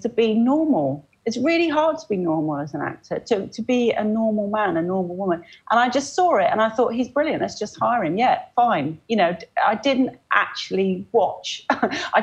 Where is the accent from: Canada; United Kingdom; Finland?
United Kingdom; Oxford, South East England; now in Cambridge, United Kingdom; I grew up in Oxford